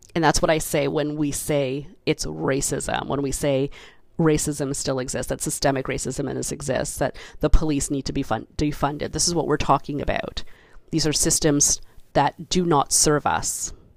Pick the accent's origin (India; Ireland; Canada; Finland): Canada; I was born in Canada. I, you know, went through the education system here